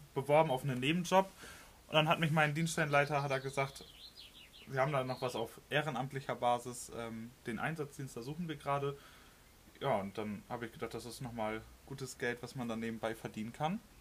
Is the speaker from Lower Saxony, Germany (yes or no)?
yes; Lemwerder, Lower Saxony, Germany; ich bin 22 Jahre alt und komme aus Limberda